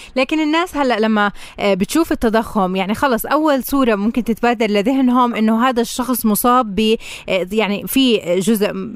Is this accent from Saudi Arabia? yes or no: no; Palestine; عندنا بفلسطين